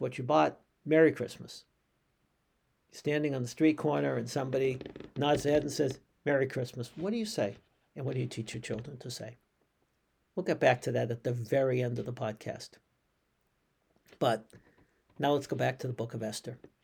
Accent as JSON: {"language": "English", "country": "United States", "said": "as American Jews."}